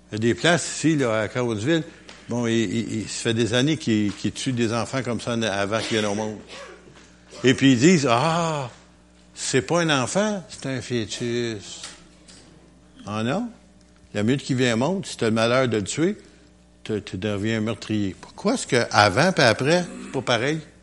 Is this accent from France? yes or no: no; Quebec, Canada; je suis québécois